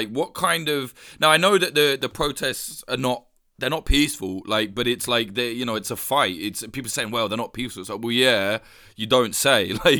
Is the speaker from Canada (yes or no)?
no; United Kingdom; as a Brit